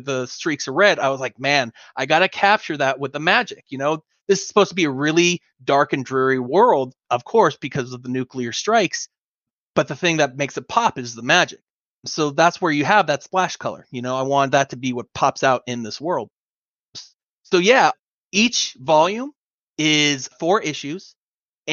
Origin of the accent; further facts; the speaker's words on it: Los Angeles, California, United States; I'm originally from San Pedro, California, Los Angeles. And, you know, I actually grew up in kind of the rough neighborhood